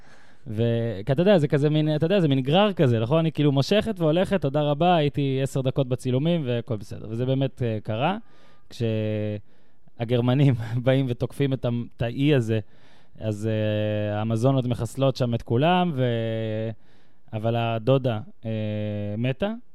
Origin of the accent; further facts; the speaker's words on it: the North, Northern District, Israel; moved away as an adult; now in Tel Aviv, Israel; אני גדלתי בצפון, ב-2006 הגעתי לתל אביב